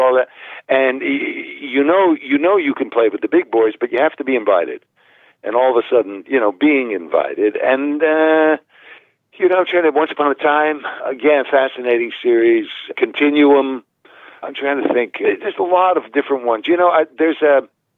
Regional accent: New Haven, Connecticut, United States; growing up in New Haven

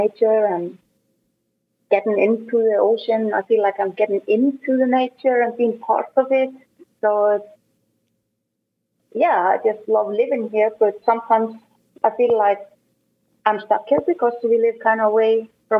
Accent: Akureyri, Northeastern Region, Iceland; English is a second language; I'm born and raised in Akureyri, that's in north of Iceland. And I lived there until I was 20

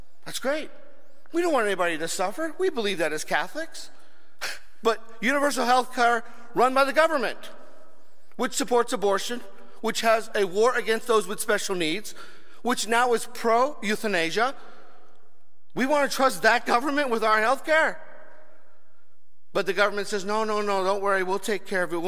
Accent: United States; Here we are as an American people

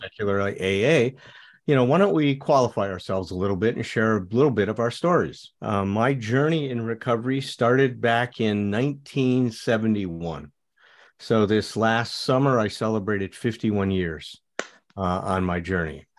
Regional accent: Chicago, Illinois, United States; I grew up in Chicago.

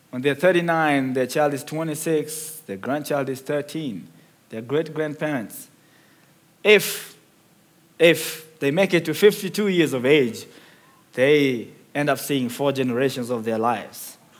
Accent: Nairobi, Kenya; moved away; I was born in the second largest slum in Kenya called Mathare, which is in Nairobi as well.

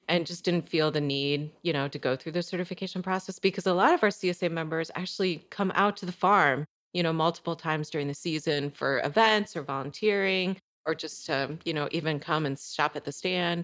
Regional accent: Michigan, United States; also born or lived in Chicago; now in Elsah, United States; I grew up in Michigan. I grew up on a small kind of, well, actually mid-sized conventional corn and soybean farm

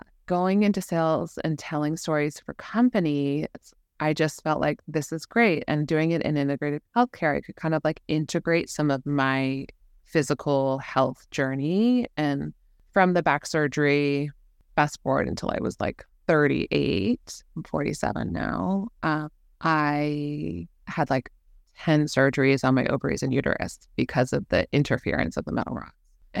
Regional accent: London, United Kingdom; also born or lived in New York; So I was born in New York, grew up in London, and then we moved around a lot since then.

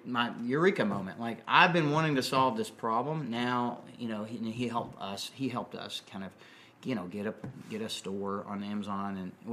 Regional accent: Alaska, United States; moved away as an adult; now in Nashville, United States; I was born in Alaska and grew up in the guiding industry. My family started in tourism in the 60s, mm-hmm. back when right after Alaska became a state, actually.

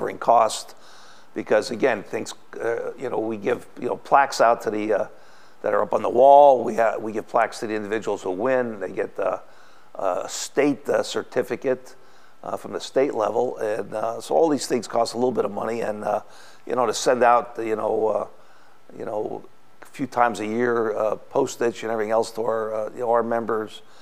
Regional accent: Shenandoah, Pennsylvania, United States; now in Adams County, United States; My hometown is Shenandoah, Pennsylvania. It's up in the coal regions, the northeast part of Pennsylvania

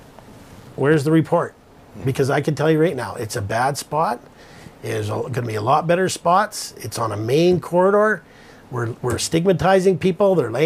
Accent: North Vancouver, British Columbia, Canada; now in Kamloops, Canada; I was born in North

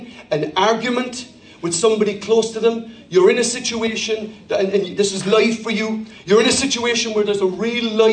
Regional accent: Ireland; I speak as an Irish person

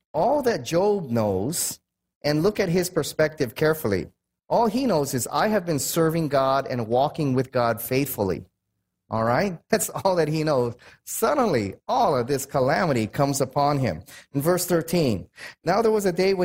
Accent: United States; I'm American.

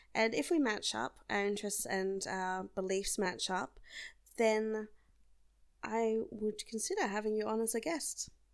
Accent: South Australia, Australia; I'm Australian, and I come from a large and low density population state called South Australia.

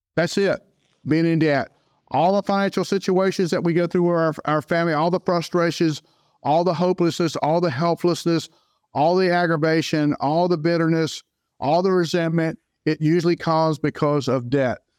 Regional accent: Jacksonville, Florida, United States; also born or lived in Saint Augustine, Florida; a Floridian born and raised in Jacksonville, Florida

